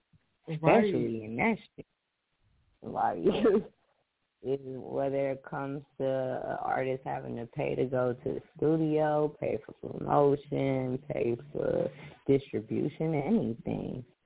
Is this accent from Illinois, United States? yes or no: yes; Chicago, Illinois, United States; I'm from Chicago.